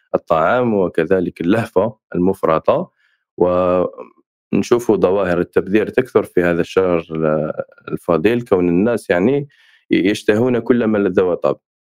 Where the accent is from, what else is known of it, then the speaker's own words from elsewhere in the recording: Algeria; عندنا في الجزائر